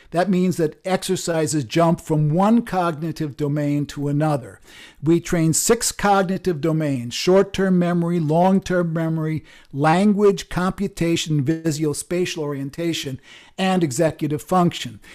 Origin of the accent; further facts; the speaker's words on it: Chicago, Illinois, United States; I grew up in Chicago